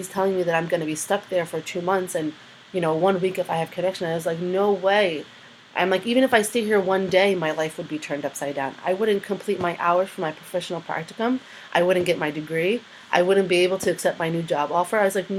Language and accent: English; Gaza, Gaza Strip, Palestine; born there; So I'm the only one out of the group that was forced to make an ID card because I was born in Gaza.